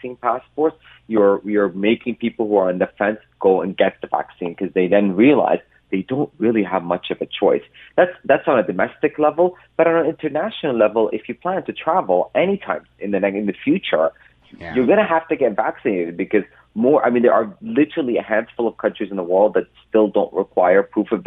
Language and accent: English; Canada; also born or lived in Ontario; us Canadians